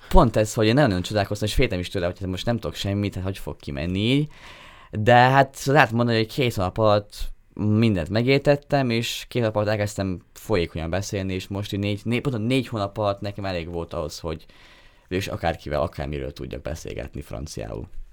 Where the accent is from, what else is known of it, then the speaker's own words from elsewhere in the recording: Dunajská Streda, Trnava Region, Slovakia; én Dunaszedén nőttem fel kiskorom óta